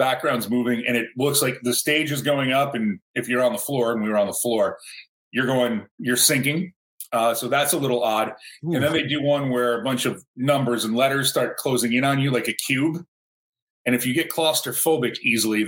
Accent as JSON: {"language": "English", "country": "United States", "tie": "born or raised there", "moved": "yes", "said": "I grew up near Canada, so I could go across the border."}